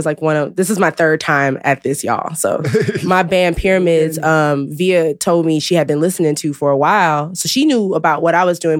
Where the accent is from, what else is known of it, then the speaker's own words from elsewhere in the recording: Milwaukee, Wisconsin, United States; moved away as an adult; also born or lived in St. Louis, Missouri; now in Chicago, United States; I was born in St. Louis then I grew up in Milwaukee. So when anybody asks me where I'm from the Midwest.